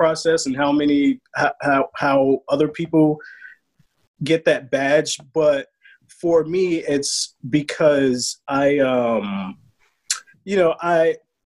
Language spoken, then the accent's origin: English; Chicago, Illinois, United States; I'm from the South Side, man.